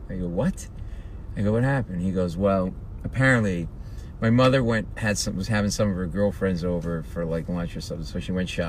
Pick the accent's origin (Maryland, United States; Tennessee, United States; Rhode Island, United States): Rhode Island, United States; And we're New England guys. Grew up an hour from each other, probably. I grew up in Rhode Island, grew up in Boston